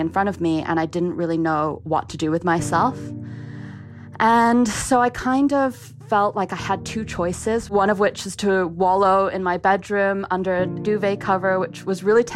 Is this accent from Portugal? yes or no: no; Ottawa, Ontario, Canada; also born or lived in Kingston upon Thames, London, England; I was born in Kingston-upon-Thames in London, England, which is a very flat part of the country. I did move to Ottawa, Canada when I was 10